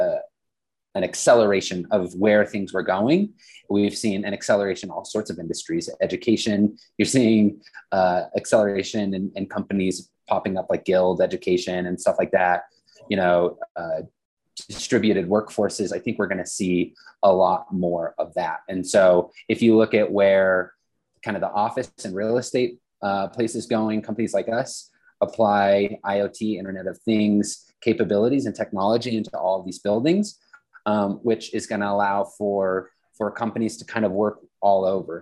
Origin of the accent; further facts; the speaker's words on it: Western Slope, Colorado, United States; I grew up on the Western Slope